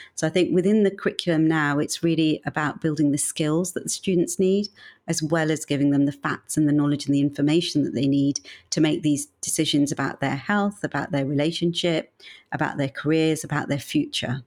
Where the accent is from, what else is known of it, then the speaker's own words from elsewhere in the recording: Birmingham, West Midlands, United Kingdom; moved away as an adult; also born or lived in Manchester / London; I'm actually from Birmingham